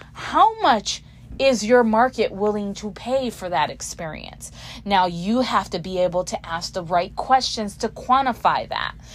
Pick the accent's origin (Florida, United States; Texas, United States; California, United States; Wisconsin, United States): Texas, United States; Houston; I'm from Houston, Texas, as you can tell.